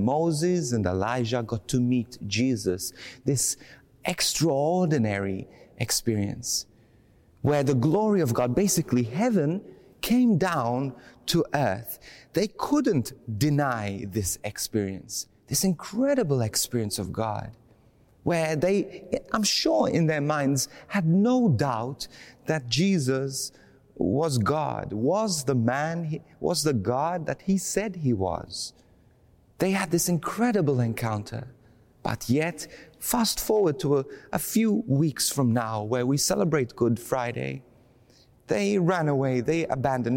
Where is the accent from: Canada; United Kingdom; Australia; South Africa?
Australia; Bendigo, Victoria; I'm from Bendigo.